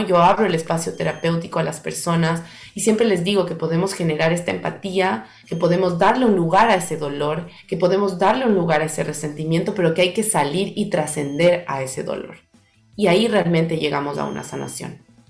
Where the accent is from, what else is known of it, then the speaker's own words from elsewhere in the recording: Ecuador; yo soy ecuatoriana